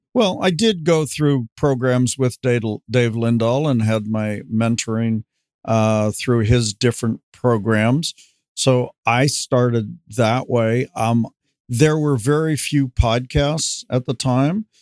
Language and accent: English; Los Angeles, California, United States; also born or lived in Van Nuys; now in Camarillo, United States; I basically grew up in in West LA, at least from the fourth grade on